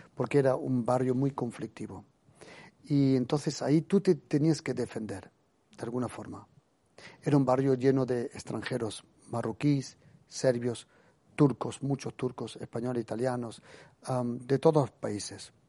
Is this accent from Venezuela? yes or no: no; Germany; Yo me crecí en Alemania